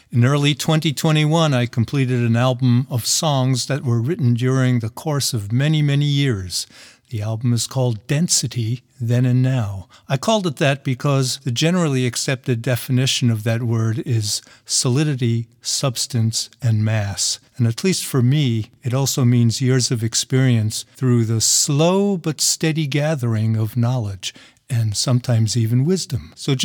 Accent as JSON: {"language": "English", "town": "New York City", "region": "New York", "country": "United States", "tie": "born or raised there", "moved": "yes", "lives_now": "San Diego, United States", "said": "I grew up in New York City"}